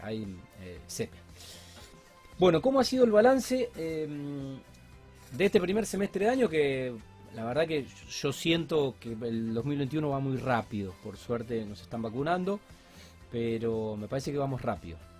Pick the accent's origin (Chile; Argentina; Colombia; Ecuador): Argentina; si somos argentinos